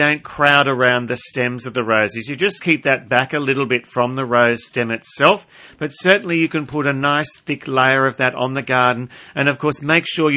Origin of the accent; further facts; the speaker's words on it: Minmi, New South Wales, Australia; It's my hometown.